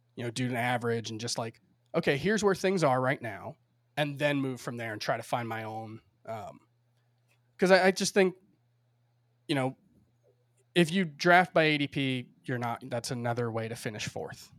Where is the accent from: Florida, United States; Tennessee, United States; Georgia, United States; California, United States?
Florida, United States; Miami; moved away as an adult; now in New York, United States; I grew up in Miami, spent thirty-one years there, uh, before I moved to New York a year and a half, almost two years ago now